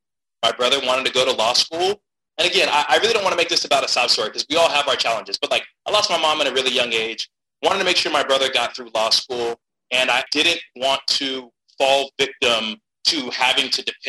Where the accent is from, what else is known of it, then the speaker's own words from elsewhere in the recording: Stockton, California, United States; I'm a California kid. I'm from Stockton, California